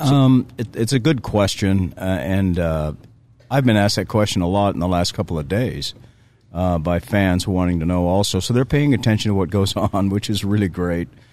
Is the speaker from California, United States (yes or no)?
yes; Southern California, United States; I grew up in Southern California